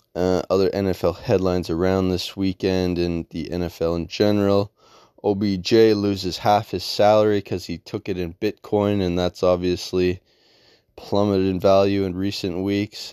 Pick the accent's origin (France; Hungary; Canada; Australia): Canada; being a Canadian